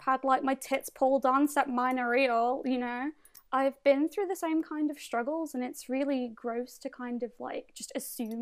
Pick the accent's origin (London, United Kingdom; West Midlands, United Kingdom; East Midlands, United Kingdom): West Midlands, United Kingdom; Birmingham; where are you from? And I was like, Birmingham.